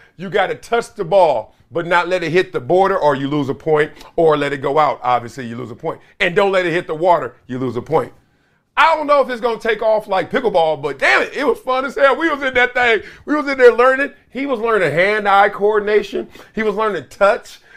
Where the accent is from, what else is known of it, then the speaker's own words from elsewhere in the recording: Los Angeles, California, United States; I'm from L